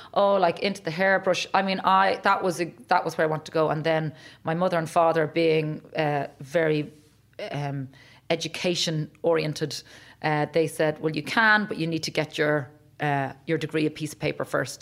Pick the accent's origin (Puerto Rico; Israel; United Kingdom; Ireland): Ireland; as Irish people